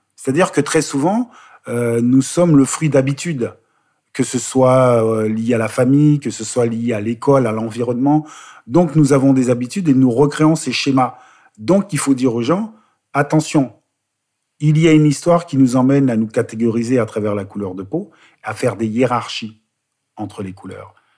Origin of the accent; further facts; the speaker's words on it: Bois-Colombes, Île-de-France, France; also born or lived in Guadeloupe; J'ai grandi euh, dans la région parisienne